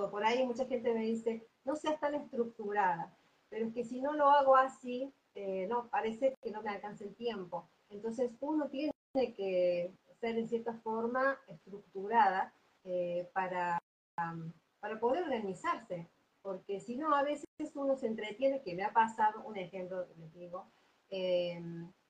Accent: Córdoba, Argentina; En Córdoba. Soy de Córdoba. Así es. Perfecto. Nací acá, yo aquí.

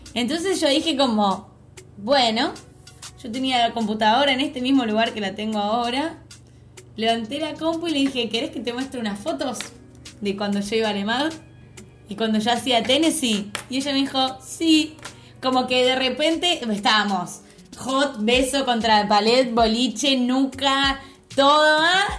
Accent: Argentina; moved away as an adult; also born or lived in London, England

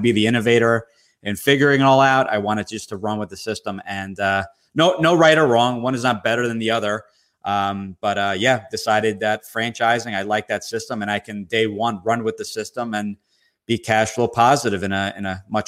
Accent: Somerset, New Jersey, United States; I was from originally from Somerset near New Brunswick, Rutgers University.

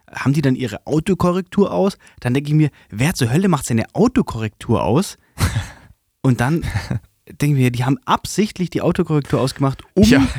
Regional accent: Swabia, Baden-Württemberg, Germany; accent: Swabian; dass ich ähm, in dieses Schwebeln reinrutsche

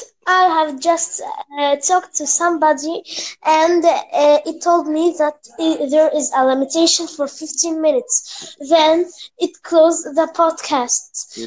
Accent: Egypt; I'm from Egypt.

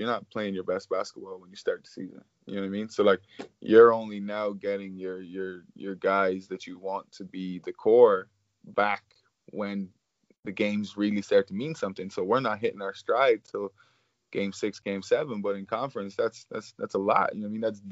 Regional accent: Ireland; moved away; I'm coming from Ireland

